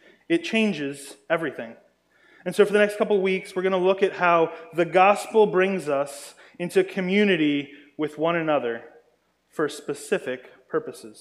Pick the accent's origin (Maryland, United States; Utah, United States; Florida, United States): Maryland, United States; I grew up in Maryland, and in Maryland we actually had a homeschool Christian lacrosse team